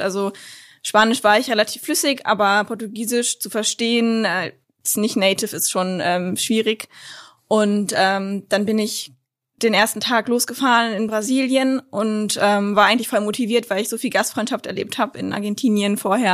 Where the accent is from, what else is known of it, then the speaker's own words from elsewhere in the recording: Lower Saxony, Germany; ich komme aus Niedersachsen, wir haben den Harz